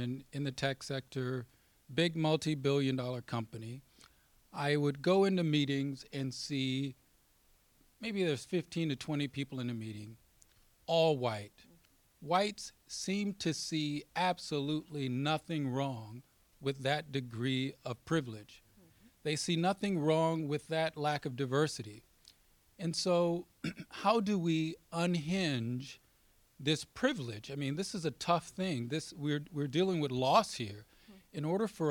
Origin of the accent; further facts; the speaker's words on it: a small town in Arkansas, United States; moved away; I grew up in the South, born in the 60s, in between the Civil Rights Act and the Voting Rights Act. And in the small town that I grew up in, the town's sort of been hollowed out. When I go back there in Arkansas